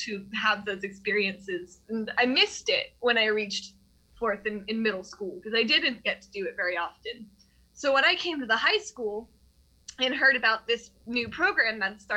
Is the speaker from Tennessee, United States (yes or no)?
yes; Tennessee, United States; I've been a kid growing up in the Tennessee school system my whole life